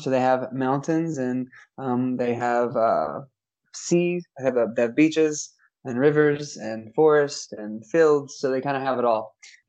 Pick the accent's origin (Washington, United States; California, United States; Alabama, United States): Alabama, United States; moved away as an adult; also born or lived in Jackson, Tennessee; now in Romania; I grew up in Alabama, decided to go to Union University in Jackson, Tennessee, because it was 8 hours away from my hometown.